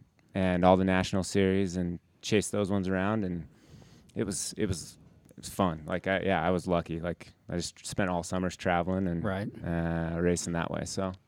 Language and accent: English; Heber, Utah, United States; I grew up in Heber and I grew up here.